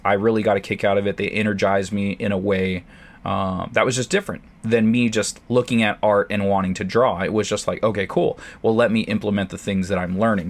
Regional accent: San Diego, California, United States; San Diego helped being in my hometown

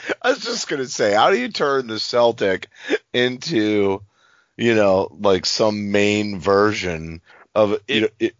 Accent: Maine, United States; I'm from Maine

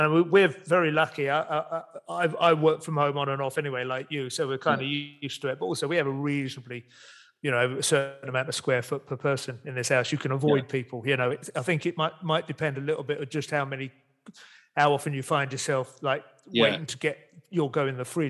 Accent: Dunstable, East of England, United Kingdom; born there; I was born in Dunstable and I went to revisit. Oh, at least my parents lived there when I was born.

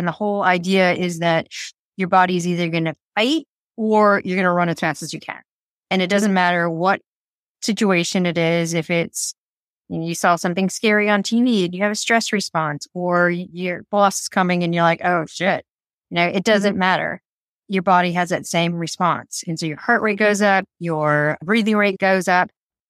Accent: San Francisco, California, United States; now in Mount Maunganui, New Zealand; I'm originally an army brat from the US, but I say San Francisco is home because that's where I kind of ended up after we came back from traveling Europe and stuff. But I currently live in Mount Maunganui.

